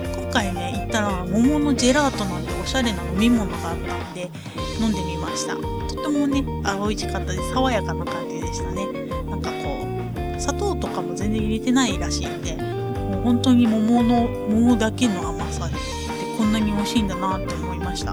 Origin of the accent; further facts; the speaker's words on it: Ehime, Japan; moved away as an adult; now in Tokyo, Japan; 愛媛に帰省した